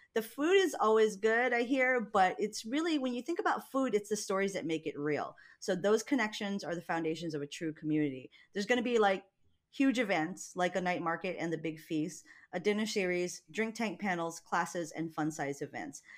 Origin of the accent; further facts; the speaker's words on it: Hawaii, United States; moved away; we're both from Hawaii, and he just reminds me of home